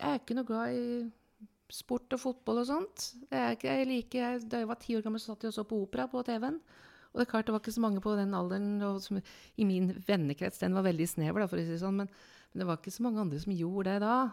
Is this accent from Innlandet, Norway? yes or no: yes; Lillehammer, Innlandet, Norway; born there; Ja, jeg snakker litt annerledes, for jeg er født på Lillehammer